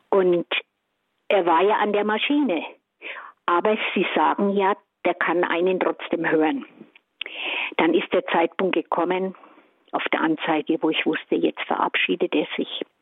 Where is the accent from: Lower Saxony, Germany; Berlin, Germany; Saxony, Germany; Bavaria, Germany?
Bavaria, Germany; Kemmern; bin aus Kämmern bei Bamberg